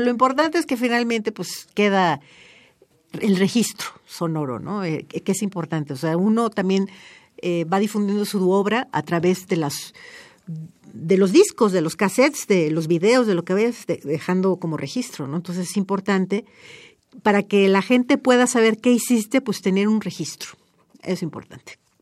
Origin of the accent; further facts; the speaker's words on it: Mexico; yo como mexicana